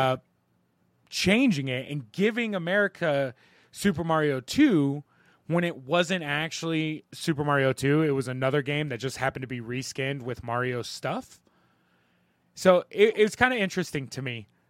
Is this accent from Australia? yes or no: no; Ohio River Valley, Ohio Valley, United States; I'm from the Ohio River Valley